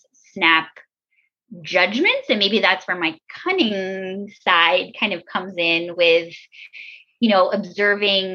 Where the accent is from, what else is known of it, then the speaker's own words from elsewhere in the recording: Baltimore, Maryland, United States; I'm an American, you know, 35-year-old from Baltimore, Maryland.